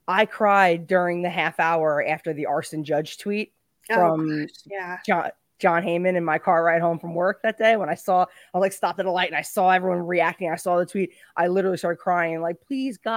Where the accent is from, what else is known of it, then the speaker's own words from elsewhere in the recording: New York, United States; I'm a New Yorker